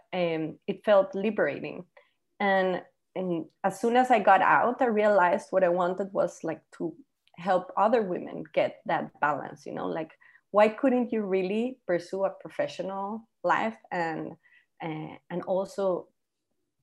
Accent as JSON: {"language": "English", "country": "Costa Rica", "first_language": "Spanish", "second_language": "English", "moved": "yes", "lives_now": "Panama", "said": "I live in Panama, as you mentioned, but I'm actually from Costa Rica"}